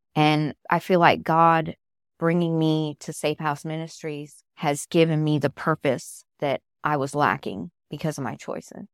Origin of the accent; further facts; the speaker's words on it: Southern California, United States; moved away as an adult; now in Georgia, United States; I'm originally from Southern California. I moved out here to Georgia when I married my husband